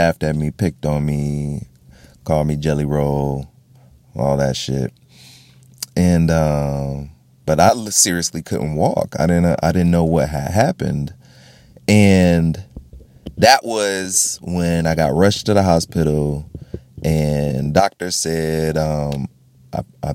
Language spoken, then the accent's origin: English; Florida, United States; I grew up in Florida.